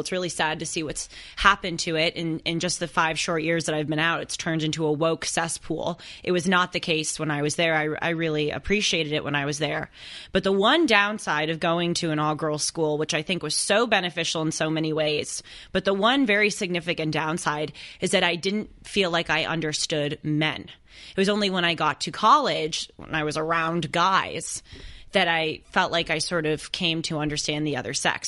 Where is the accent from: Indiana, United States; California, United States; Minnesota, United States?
California, United States; Los Angeles; I'm from Los Angeles. Big city, impersonal.